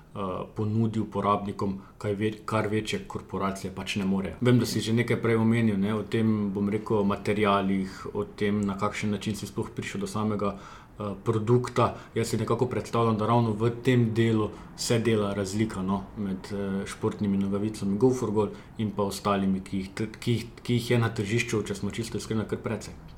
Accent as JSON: {"language": "Slovenian", "town": "Žahenberg", "region": "Kozjansko", "country": "Slovenia", "said": "jaz prihajam iz Žahenberga, še manjši zaselek uh, na obrobju Kozijanskega"}